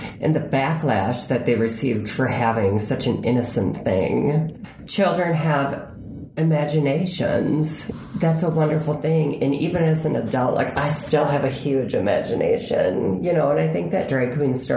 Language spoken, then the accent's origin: English; Madison, Wisconsin, United States; I'm from Madison, Wisconsin.